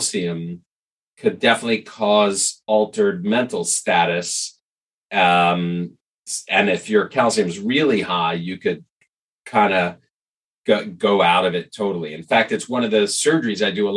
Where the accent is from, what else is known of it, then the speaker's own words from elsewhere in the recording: New York City, New York, United States; growing up in New York City, for whatever reason, we used to see him on the street all the time